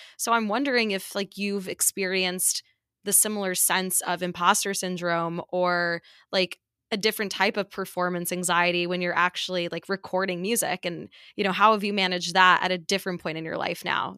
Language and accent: English; New York, United States; growing up in New York, I'm biased and it's, like, not a huge transition, like, living here post-grad just 'cause this is exactly where I grew up